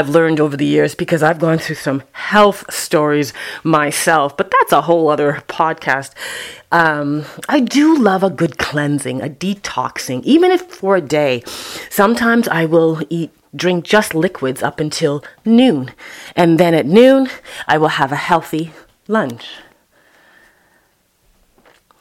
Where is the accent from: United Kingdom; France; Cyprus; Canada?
Canada; Toronto, Ontario; Sundays at Epworth in Toronto, Canada, and Scarborough